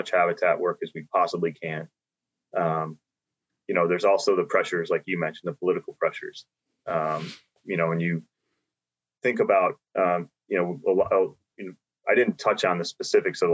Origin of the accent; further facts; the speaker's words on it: New York, United States; my home state, New York